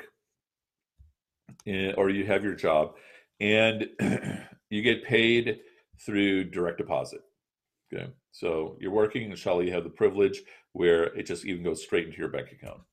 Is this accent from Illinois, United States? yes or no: yes; Chicago, Illinois, United States; I'm from Chicago